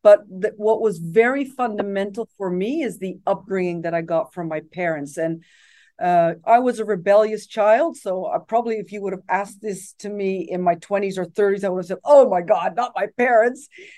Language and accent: English; Japan; English is a second language; moved away; My parents had lived in Japan. So when I was an expat child, I grew up in Japan.